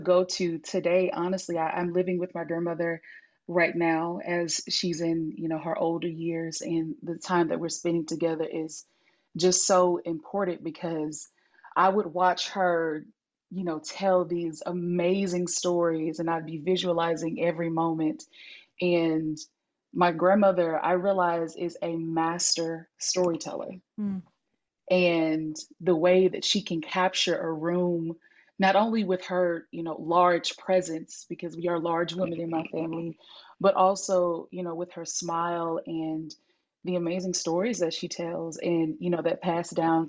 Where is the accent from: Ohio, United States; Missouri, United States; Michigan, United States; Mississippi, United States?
Mississippi, United States; Hattiesburg; also born or lived in San Francisco, California; I am from Hattiesburg, Mississippi